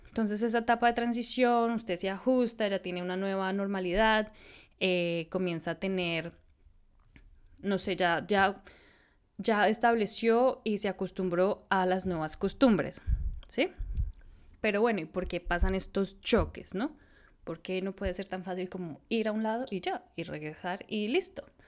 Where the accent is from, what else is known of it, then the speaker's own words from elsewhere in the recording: Bogotá, Colombia; moved away as an adult; also born or lived in Austin, United States / India / San Francisco, United States / Brazil; como buena bogotana de la ciudad